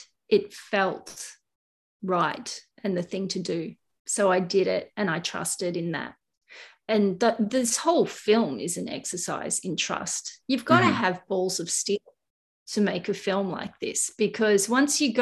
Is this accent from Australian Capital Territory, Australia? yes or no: no; Kangaroo Valley, New South Wales, Australia; Kangaroo Valley is my hometown where I live.